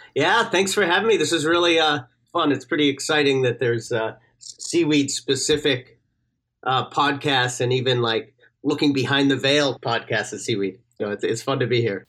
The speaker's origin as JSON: {"language": "English", "region": "Newfoundland and Labrador", "country": "Canada", "moved": "yes", "said": "I'm from Newfoundland originally"}